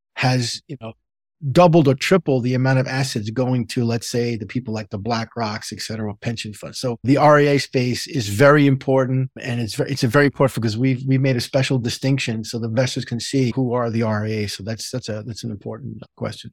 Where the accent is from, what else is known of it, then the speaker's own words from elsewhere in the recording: New York City, New York, United States; I grew up in the Bronx, New York